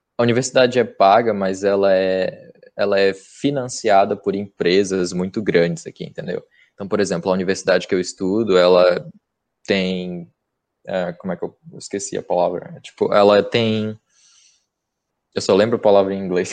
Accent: Castanhal, Pará, Brazil; moved away as an adult; now in Vancouver, Canada; E eu fiz numa cidade vizinha, num campus menor, chamado uh, Castanhal, na é minha cidade natal.

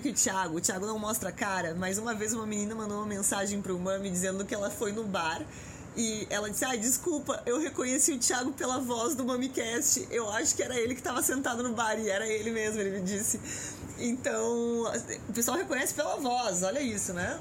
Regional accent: Rio Grande do Sul, Brazil; now in São Paulo, Brazil; eu que sou do Rio Grande do Sul, que vem daquele inverno que é com muita chuva, cheguei aqui

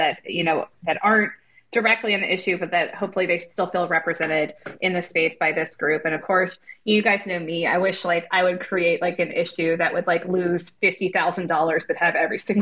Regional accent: Cocoa Beach, Florida, United States; I grew up mainly in Cocoa Beach

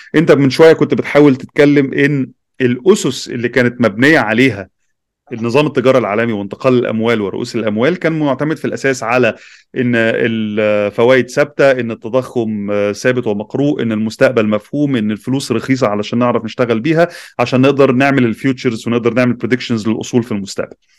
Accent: Egypt; عندنا في مصر

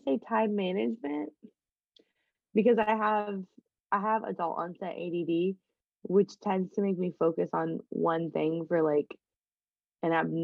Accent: Midwest, United States; since we're both from the Midwest

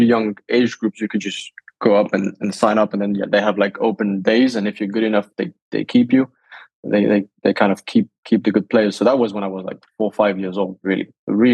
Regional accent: Monaco; first language Danish; English is a second language; also born or lived in south of France / Denmark (ancestry); I have Danish parents and I was born and raised in Monaco and surrounding areas. So south of France.

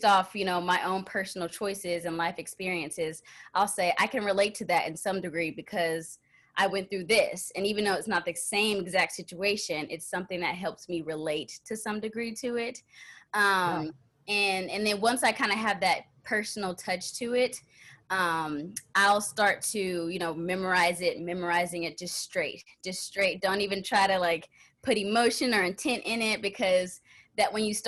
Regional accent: Texas, United States; moved away as an adult; also born or lived in Minnesota; now in Los Angeles, United States; I'm originally from Texas, so I've spent my whole life growing up in Texas

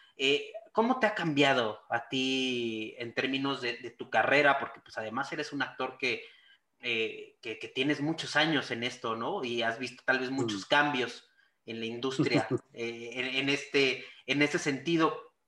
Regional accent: Mexico

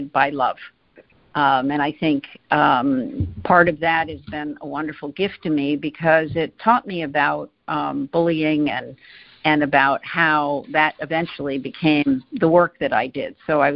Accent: Greenwich, Connecticut, United States; I grew up in Greenwich, Connecticut, and I have two brothers and a sister

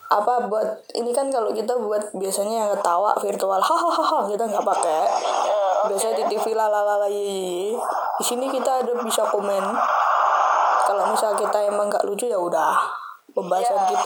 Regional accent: Java, Indonesia; Saya orang Jawa.

